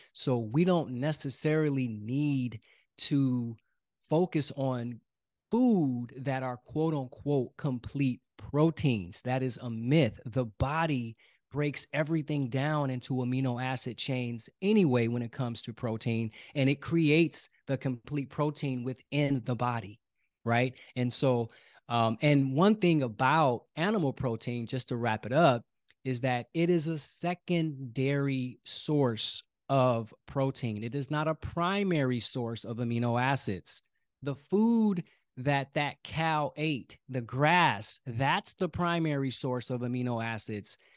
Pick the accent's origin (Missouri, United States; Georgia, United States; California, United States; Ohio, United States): California, United States; Oakland; I was born and raised in Oakland, California.